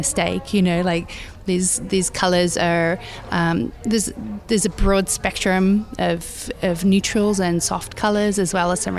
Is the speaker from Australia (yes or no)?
yes; Australia; things I grew up around in Australia, be it 70s wallpapers, just sort of the imagery of where I grew up